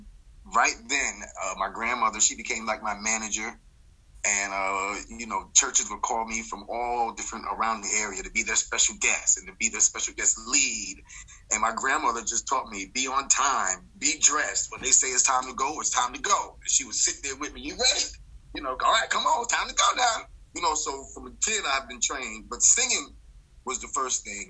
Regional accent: Troy, New York, United States; moved away as an adult; now in New York City, United States; I was born and raised in Troy, New York

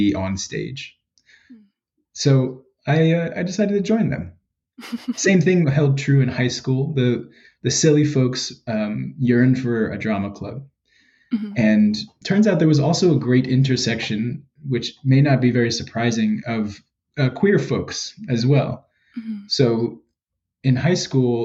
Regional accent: New York City, New York, United States; now in Philadelphia, United States; I'm from the Bronx

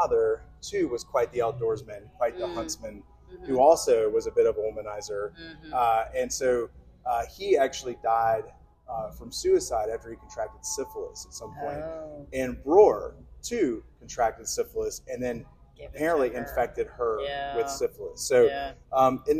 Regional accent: Alabama, United States; I'm from Alabama

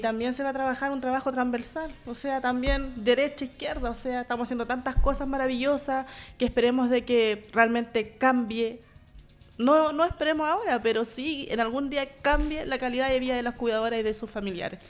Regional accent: Valdivia, Los Ríos, Chile; now in Santiago, Chile; Yo soy de Valdivia, me vine sola acá a Santiago

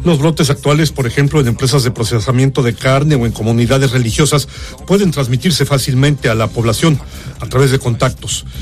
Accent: Ecuador; como ecuatorianos

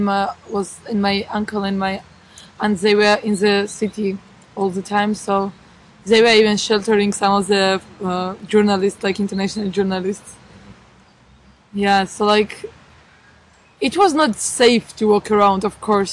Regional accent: Gori, Shida Kartli, Georgia; moved away as an adult; now in Wrocław, Poland; Gori, my hometown

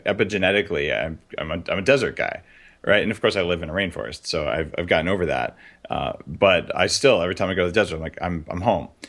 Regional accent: New Mexico, United States; moved away; I grew up in New Mexico

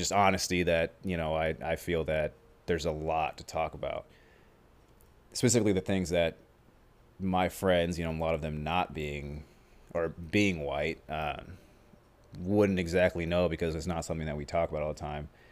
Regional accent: Omaha, Nebraska, United States; we're from Omaha, specifically the west side of Omaha. And that's where we've grown up. He was, he wasn't born there. I was, I was born there

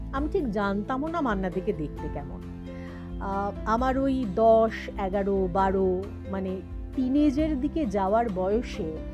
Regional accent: Tribeni, West Bengal, India; আসলে আমি হুগলি জেলার মেয়ে ত্রিবেণী টিস্যুতে আমার বেড়ে ওঠা সেখানেই সব কিছু পড়াশোনা ইত্যাদি

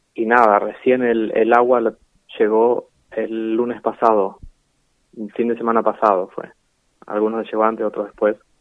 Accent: Necochea, Buenos Aires Province, Argentina; soy de Neco desde siempre, no nací acá, pero vivo acá y es la ciudad que amo.

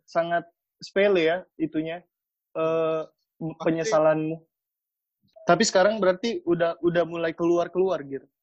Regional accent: Makassar, South Sulawesi, Indonesia; kalau aku di sini orang Makassar

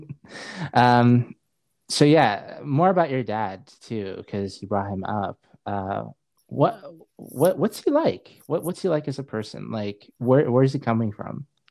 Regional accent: Saudi Arabia; also born or lived in Seattle, Washington, United States; now in Spokane, United States; I was just raised in Saudi Arabia. I wasn't born there. I was born in Seattle.

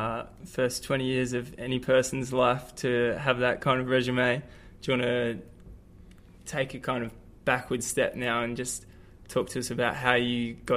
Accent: Australia; being an Australian myself

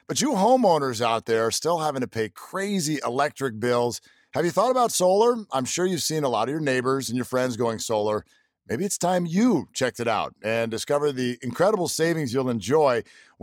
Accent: Bay Area, California, United States; I'm from the Bay Area originally

